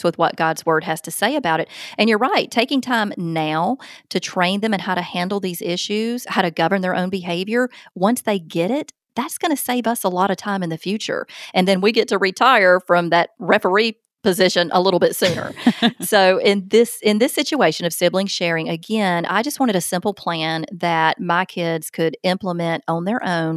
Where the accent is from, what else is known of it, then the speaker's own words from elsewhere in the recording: Alabama, United States; accent: Southern; I'm from the South, and in the South, a big majority of kids are taught to say ma'am and sir